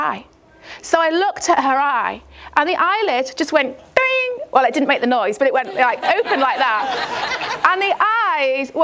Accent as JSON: {"language": "English", "town": "Chester", "region": "North West England", "country": "United Kingdom", "said": "I'm from Chester in the northwest of England"}